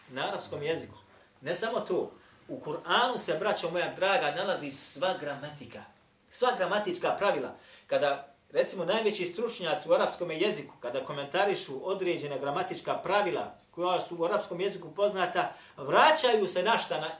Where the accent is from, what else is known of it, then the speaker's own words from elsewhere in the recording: Bosnia & Herzegovina; Kod nas u Bosni imate samo nekoliko kura hafiz.